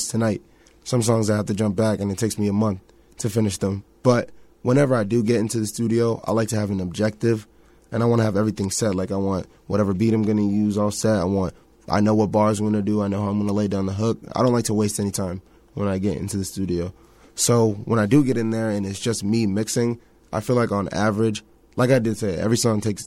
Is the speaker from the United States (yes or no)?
yes; Boston, Massachusetts, United States; I'm from the 617, Boston, the Bean, Dorchester, right around, you know, the little field, Franklin Field